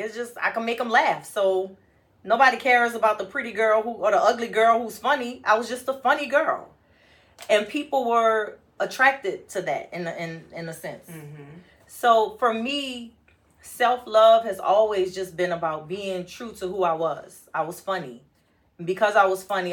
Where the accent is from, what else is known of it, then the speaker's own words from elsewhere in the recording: New Orleans, Louisiana, United States; as a kid growing up in New Orleans